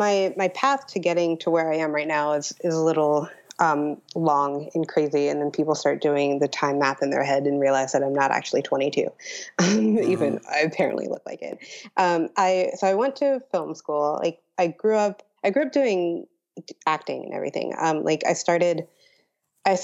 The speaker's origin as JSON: {"language": "English", "town": "Pittsburgh", "region": "Pennsylvania", "country": "United States", "tie": "born or raised there", "said": "growing up in Pittsburgh, like, Pittsburgh has a good art scene"}